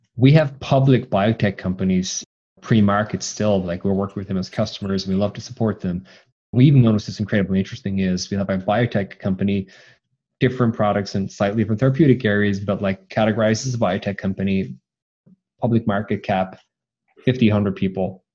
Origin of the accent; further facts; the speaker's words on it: Cork, Munster, Ireland; I'm also from Cork, Ireland